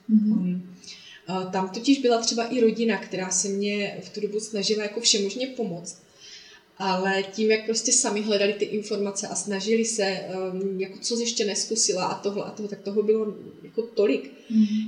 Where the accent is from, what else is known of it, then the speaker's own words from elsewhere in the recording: Traplice, Zlín Region, Czechia; also born or lived in Olomouc; pocházím eh, ze Slovácka od Uherského hlediště, mm-hmm. kde bydlím s rodinou, s manželem, se dvěma dětmi v malé dětince v Traplicích, mm-hmm. kde jsem i vyrůstala a chodila do školy